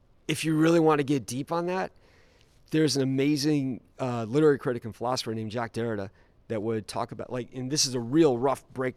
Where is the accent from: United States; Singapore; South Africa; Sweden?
United States; Wisconsin; moved away as an adult; also born or lived in Omaha, Nebraska / Ireland; now in Charlottesville, United States; I grew up in Wisconsin and lots of Scandinavians there